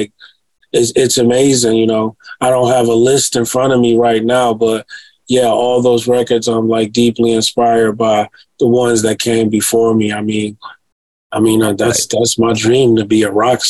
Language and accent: English; Detroit, Michigan, United States; I am from Detroit.